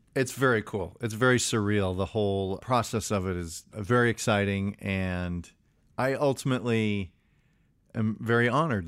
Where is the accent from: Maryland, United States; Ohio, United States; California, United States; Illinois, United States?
Illinois, United States; Chicago; I grew up in Chicago